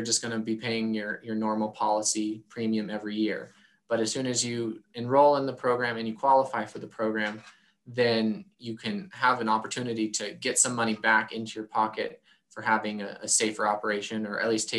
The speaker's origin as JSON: {"language": "English", "town": "Coal Creek Canyon", "region": "Colorado", "country": "United States", "tie": "born or raised there", "moved": "as an adult", "lives_now": "Montana, United States", "said": "I grew up in Colorado, west of the foothills in Golden, or west of Golden in the foothills, a little town called Coal Creek Canyon"}